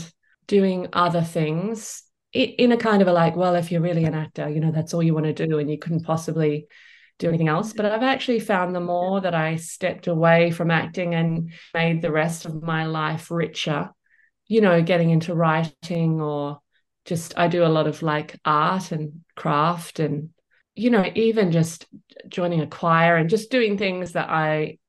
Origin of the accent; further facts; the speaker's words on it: Perth, Western Australia, Australia; growing up in Perth